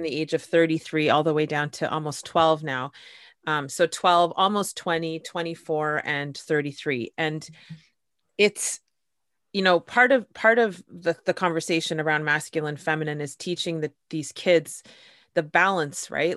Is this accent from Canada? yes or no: yes; Canada; I'm Canadian